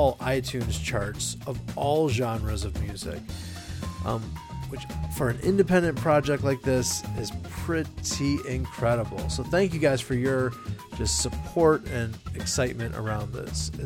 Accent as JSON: {"language": "English", "town": "Chicago", "region": "Illinois", "country": "United States", "tie": "born or raised there", "said": "my hometown of Chicago"}